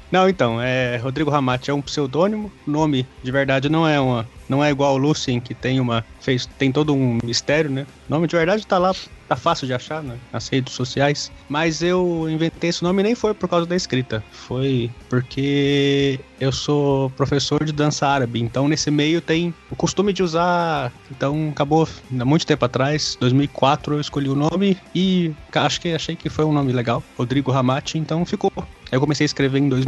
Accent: Uberaba, Minas Gerais, Brazil; Sou, sou de Uberaba, Minas Gerais, Triângulo Mineiro.

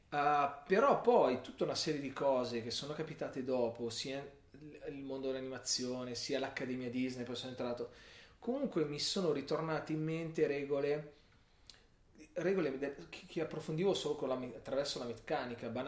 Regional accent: Milan, Lombardy, Italy; a Milano. Cultura non particolarmente milanese, avendo genitori del sud, quindi mi sento...

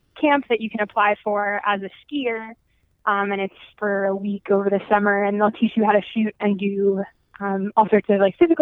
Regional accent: Lake Placid, New York, United States; growing up in Lake Placid

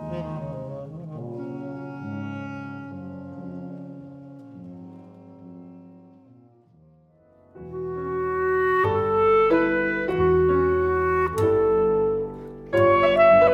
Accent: Los Angeles, California, United States; I was born in Los Angeles, California. I was lucky enough to grow up in a house with a lot of music

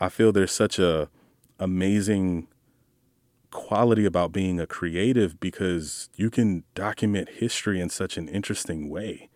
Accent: Jacksonville, Florida, United States; first language English; Jacksonville, Florida, grew up on the north side.

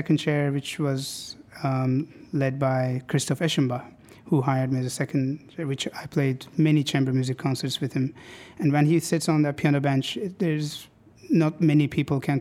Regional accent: Istanbul, Turkey; moved away as an adult; now in Seattle, United States; something about Seattle reminds me so much of home, Istanbul

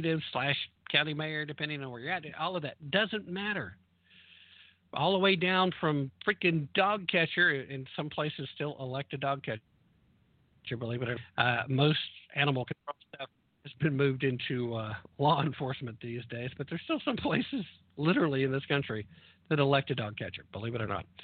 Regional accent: the South, United States; I'm a Southerner

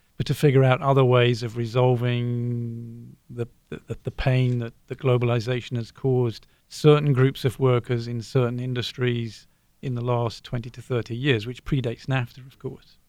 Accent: Brighton, South East England, United Kingdom; now in Ohio, United States; I'm from Brighton, originally in the south of England.

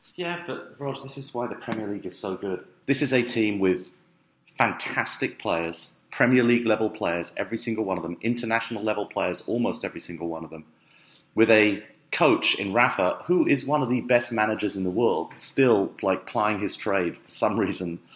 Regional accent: London, United Kingdom; it's where I grew up in London.

